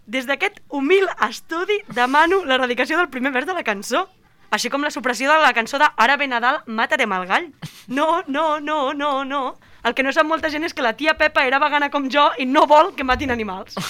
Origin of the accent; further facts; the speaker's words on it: Catalonia, Spain; com a catalans